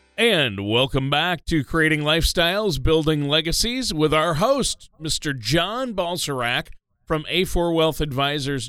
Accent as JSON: {"language": "English", "region": "Minnesota", "country": "United States", "said": "I'm from Minnesota"}